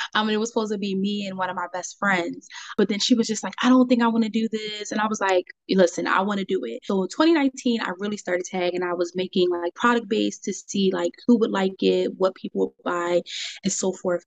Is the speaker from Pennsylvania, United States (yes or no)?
yes; Philadelphia, Pennsylvania, United States; also born or lived in Monrovia, Liberia; I grew up in Philadelphia, Delco area